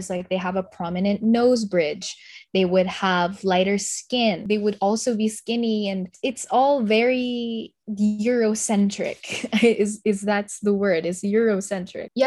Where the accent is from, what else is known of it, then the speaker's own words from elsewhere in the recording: Philippines; because I, as a Filipino, that's that's who we are.